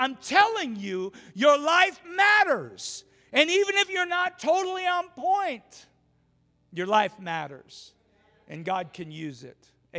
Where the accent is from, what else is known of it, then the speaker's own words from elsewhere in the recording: Twin Falls, Idaho, United States; went to the same church that I was raised in Twin Falls.